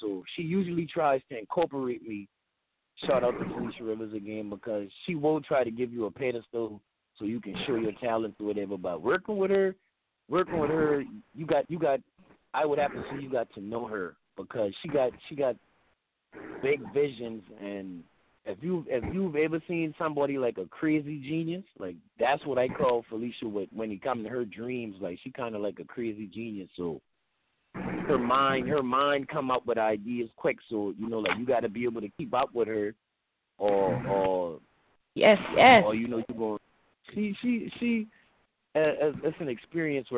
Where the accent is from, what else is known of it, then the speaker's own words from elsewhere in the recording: Charleston area, South Carolina, United States; accent: Geechee; I'm from Highway 17 and a little neighborhood called Red Talk